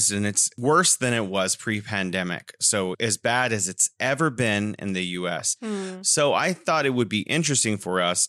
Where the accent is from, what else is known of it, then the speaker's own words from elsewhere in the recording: California, United States; now in Wuhan, China; I'm originally from California, and now I am living in beautiful Wuhan, China